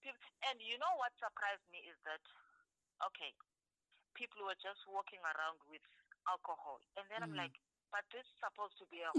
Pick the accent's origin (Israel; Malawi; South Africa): South Africa; we are from South Africa